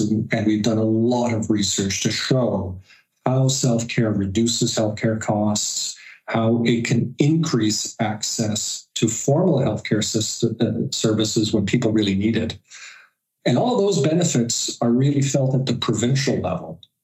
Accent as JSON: {"language": "English", "country": "Canada"}